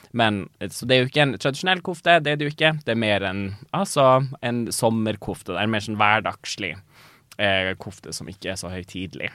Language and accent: Norwegian; Tana, Finnmark, Norway; jeg er fra Tana